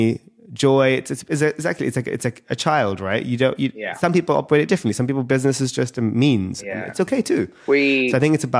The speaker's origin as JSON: {"language": "English", "region": "London", "country": "United Kingdom", "tie": "born or raised there", "said": "in London, UK, I was born and raised in London."}